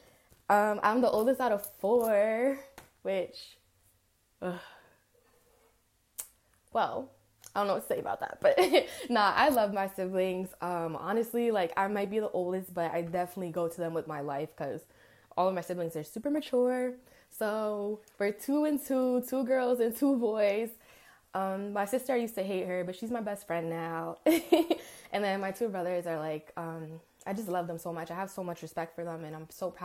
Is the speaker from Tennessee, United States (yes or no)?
no; Rockland County, New York, United States; also born or lived in Englewood, New Jersey; I'm from Rockland County, New York